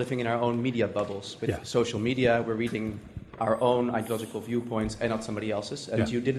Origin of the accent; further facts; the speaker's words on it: Amsterdam, North Holland, Netherlands; I'm from Amsterdam, the Netherlands.